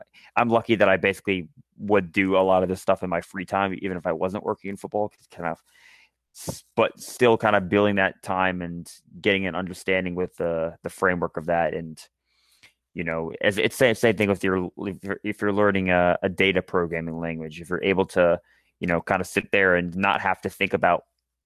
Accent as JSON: {"language": "English", "town": "Charlottesville", "region": "Virginia", "country": "United States", "tie": "born or raised there", "said": "I grew up in Charlottesville"}